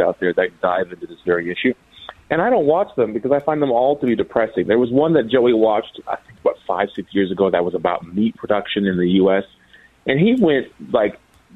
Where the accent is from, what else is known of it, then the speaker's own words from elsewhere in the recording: Minnesota, United States; I was raised in Minnesota